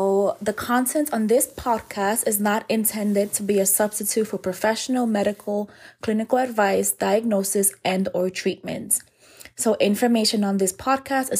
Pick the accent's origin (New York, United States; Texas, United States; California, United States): New York, United States; New York City; moved away; We're both originally from New York City